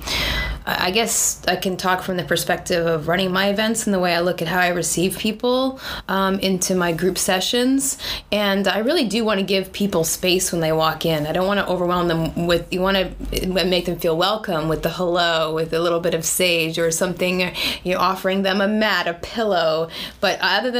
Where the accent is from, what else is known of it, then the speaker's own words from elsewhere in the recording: East Hampton, New York, United States; also born or lived in San Francisco Bay Area; now in Long Beach, United States; I actually grew up in the Hamptons